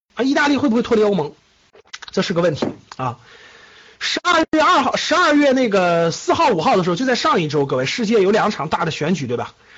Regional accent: China; 我们中国人民这么勤劳的加班， 这么勤劳的工作的时候

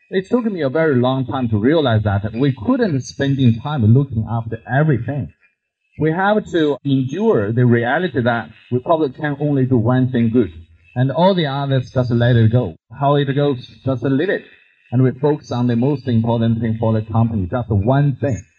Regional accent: China; English is a second language; moved away as an adult; I grew up in China

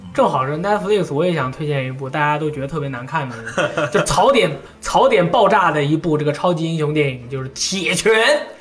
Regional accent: China; 我是中国人嘛，大家都是中国人嘛

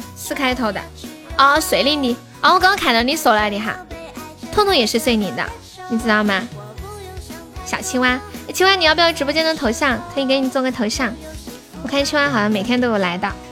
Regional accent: Sichuan, China; accent: Sichuanese Mandarin (川普); 我是四川的

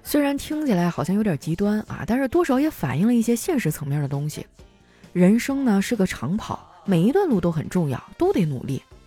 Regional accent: Qitaihe, Heilongjiang, China; moved away; 我老家七台河

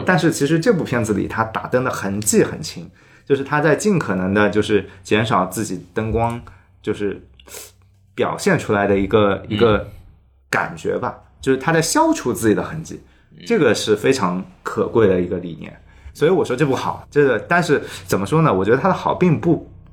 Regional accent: southern China, China; accent: non-standard southern Mandarin; moved away; also born or lived in Beijing; 每一个南方人到北京

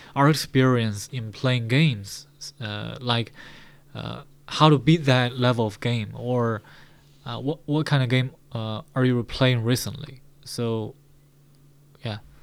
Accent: Baoding, Hebei, China; English is a second language; My hometown is located in uh, Baoding City in Hebei Province

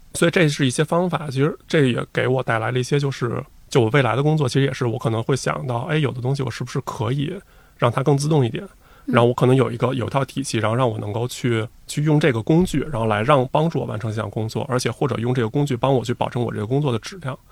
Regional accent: Beijing, China; 因为我从小就在北京，所以其实在，我也没有想过去别其他地方就业

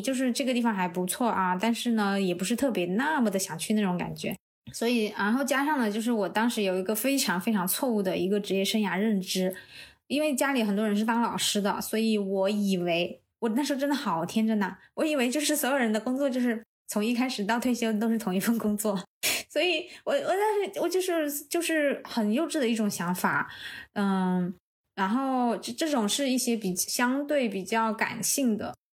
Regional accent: southern China, China; 我是南方人

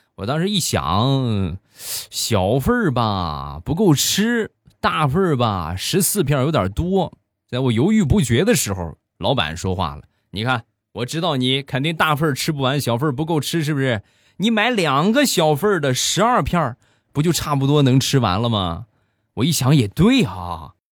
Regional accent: Shandong, China; 我呢，山东人，大家也都知道，我们山东人吃饭的相对比较豪放一些

